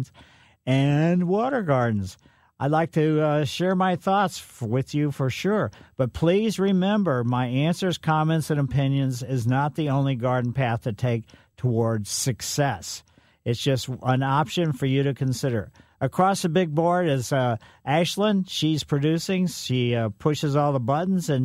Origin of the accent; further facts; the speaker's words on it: United States; I grew up in West County